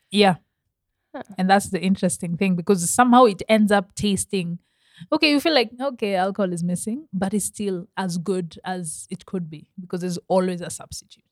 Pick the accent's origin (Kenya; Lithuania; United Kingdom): Kenya; I'm very Kenyan